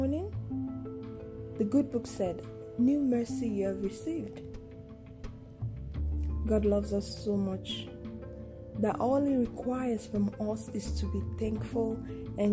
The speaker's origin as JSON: {"language": "English", "country": "Nigeria", "said": "I'm a Nigerian and a Yoruba girl"}